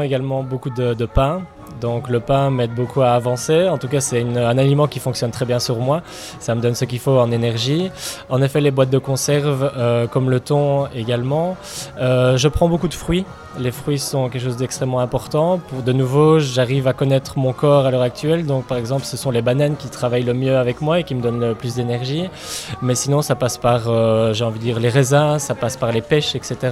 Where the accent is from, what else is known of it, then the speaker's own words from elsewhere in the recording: Belgium; now in New Zealand; je suis belge d'origine et euh, je ne réfuterai jamais euh, cette origine, bien sûr, mais mon pays d'adoption et mon pays de cœur c'est la Nouvelle-Zélande